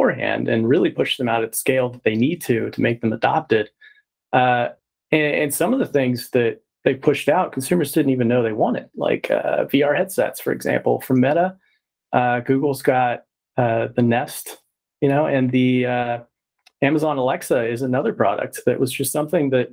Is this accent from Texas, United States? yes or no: yes; Texas, United States; I'm from Texas as well.